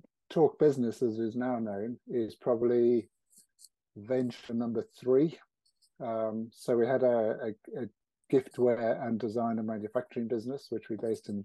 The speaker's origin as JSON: {"language": "English", "country": "South Africa", "tie": "born or raised there", "moved": "as an adult", "lives_now": "Warwickshire, United Kingdom", "said": "I was born. So I grew up in South Africa."}